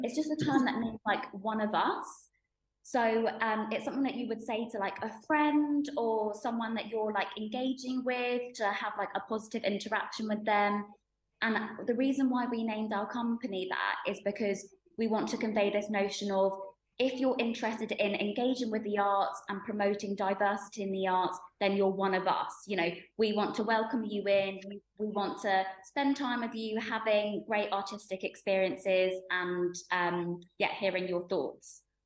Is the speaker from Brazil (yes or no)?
no; United Kingdom; i was born and bred in the uk